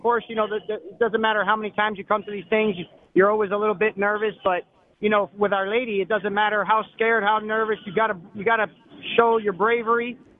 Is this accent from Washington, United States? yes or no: no; Florida, United States; I'm from Florida.